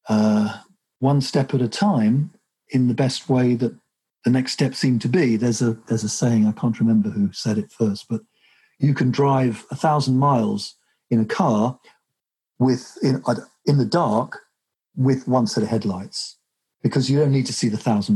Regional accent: England, United Kingdom; I'm English

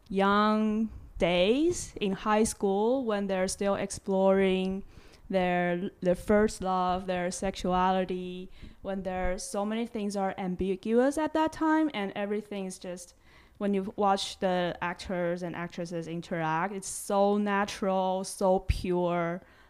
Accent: Taipei, Taiwan; they have such a like a nostalgic street view in Taipei City, and I grew up in Taipei.

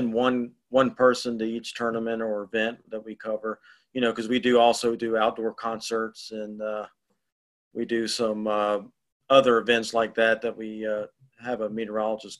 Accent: Winston-Salem, North Carolina, United States; also born or lived in Asheville, North Carolina; now in High Point, United States; I grew up in Winston-Salem

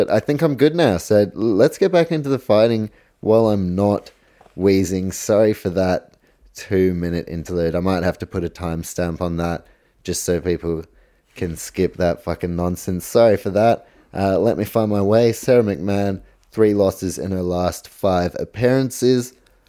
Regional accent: New Zealand; I'm actually from New Zealand, so how about that? Polish heritage.

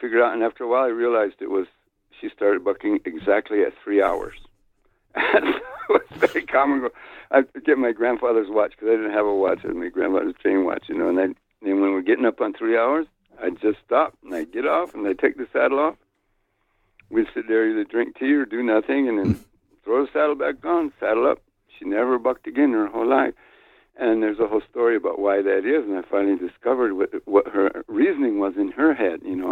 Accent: New Mexico, United States; born or raised there

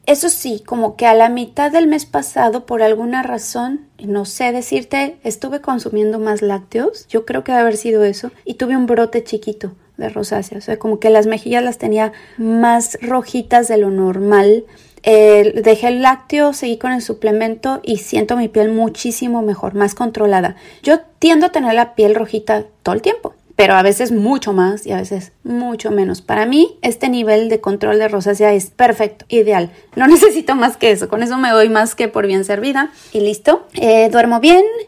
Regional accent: Querétaro, Mexico; also born or lived in Tepeji del Río; Yo soy de Querétaro. Bueno, ya nací, allá viví muchos años de mi vida.

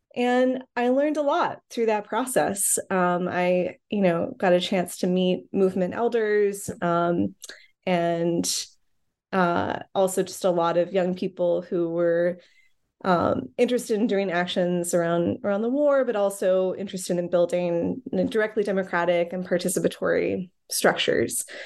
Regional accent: Ohio, United States; also born or lived in Chicago; now in Brooklyn, New York, United States; I grew up in the Midwest, um, mostly in Ohio

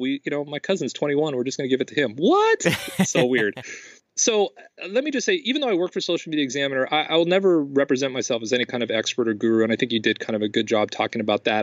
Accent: Los Angeles, California, United States; I'm from Los Angeles

